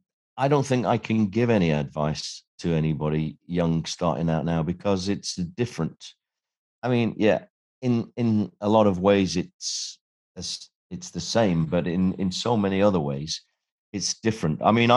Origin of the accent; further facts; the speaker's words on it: Sheffield, Yorkshire and the Humber, United Kingdom; I was a kid from Sheffield. I had no connections.